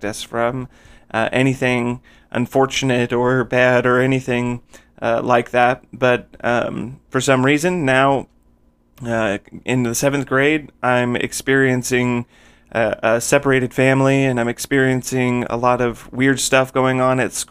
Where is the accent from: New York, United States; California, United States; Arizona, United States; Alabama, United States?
Arizona, United States; Phoenix; I was born in Phoenix, Arizona, and I still live in Arizona now